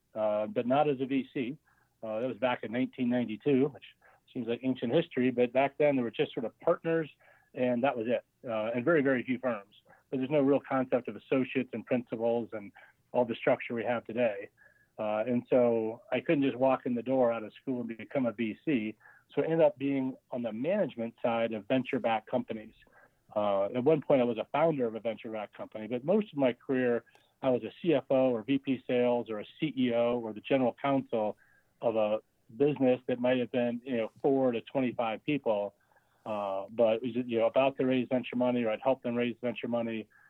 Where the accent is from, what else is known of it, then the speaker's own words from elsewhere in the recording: Pennsylvania, United States; moved away as an adult; also born or lived in Iowa / Virginia; I was born in Iowa, raised in Pennsylvania